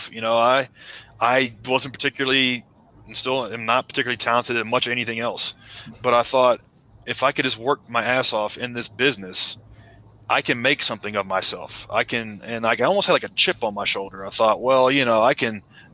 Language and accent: English; Middle Tennessee outside of Nashville, United States; I grew up in Middle Tennessee outside of Nashville